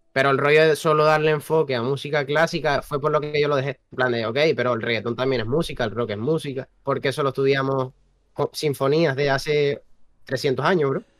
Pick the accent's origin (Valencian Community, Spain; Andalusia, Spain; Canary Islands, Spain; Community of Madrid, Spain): Canary Islands, Spain; Tenerife; Somos de Tenerife.